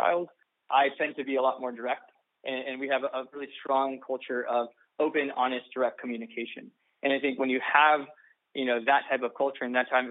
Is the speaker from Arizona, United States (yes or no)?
no; Southern California, United States; I'm from Southern California